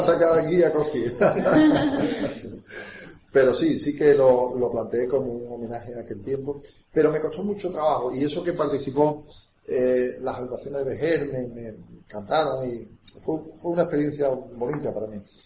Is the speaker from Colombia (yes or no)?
no; Vejer de la Frontera, Andalusia, Spain; la patria es la infancia y yo la infancia la viví, eh, en Vejer de la Frontera